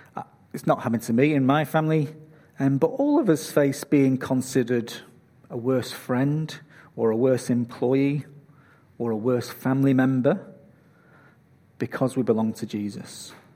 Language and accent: English; Manchester, North West England, United Kingdom; now in Australia; Manchester, my hometown